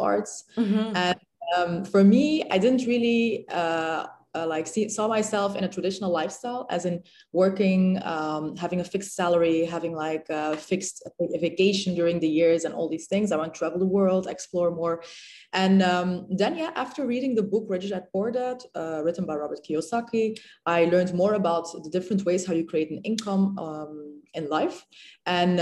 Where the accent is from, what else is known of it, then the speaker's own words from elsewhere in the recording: Belgium; moved away as an adult; now in Dubai, United Arab Emirates; originally Moroccan, born and raised in Belgium